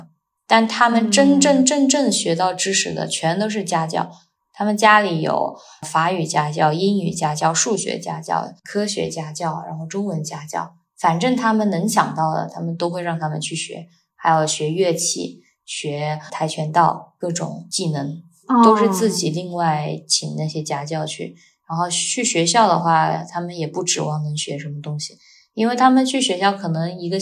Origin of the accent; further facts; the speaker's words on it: China; now in Dubai, United Arab Emirates; 我们在国内